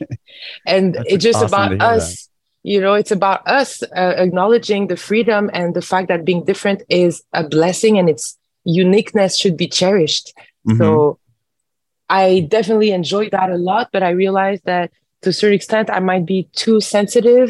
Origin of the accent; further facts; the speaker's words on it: Montreal, Quebec, Canada; I am born and raised in Montreal